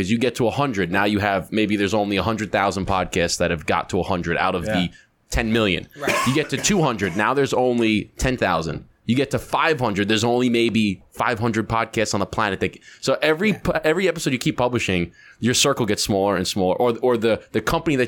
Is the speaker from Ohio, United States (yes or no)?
no; Long Island, New York, United States; born or raised there